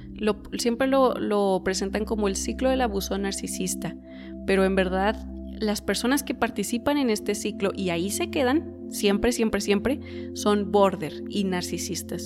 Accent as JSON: {"language": "Spanish", "country": "Mexico", "said": "yo soy de México y aquí la gente es bien conservadora"}